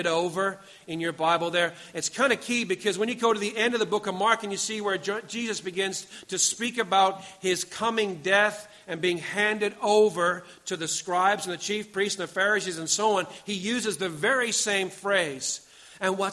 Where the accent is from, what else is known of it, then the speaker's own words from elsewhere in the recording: Pakenham, Victoria, Australia; I come from Pakenham